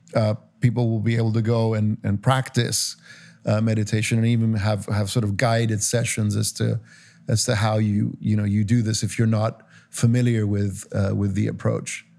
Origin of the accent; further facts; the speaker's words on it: Cyprus; moved away; I grew up in Cyprus